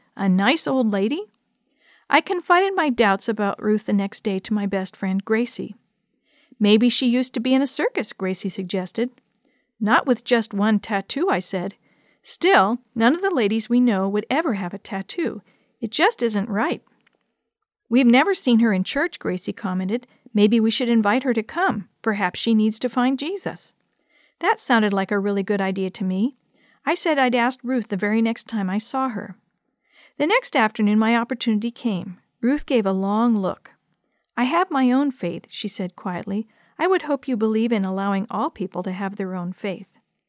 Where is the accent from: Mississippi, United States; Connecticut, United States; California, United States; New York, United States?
Connecticut, United States; the capital city of my home state of Connecticut.